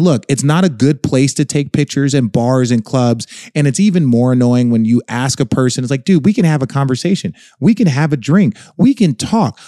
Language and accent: English; Phoenix, Arizona, United States; moved away; I'm in my hometown, right? This is the place that, you know, I grew up in like I went to college